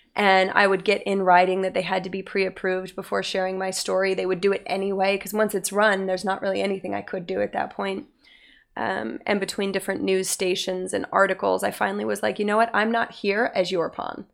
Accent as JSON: {"language": "English", "region": "Utah", "country": "United States", "tie": "born or raised there", "said": "I grew up in Utah"}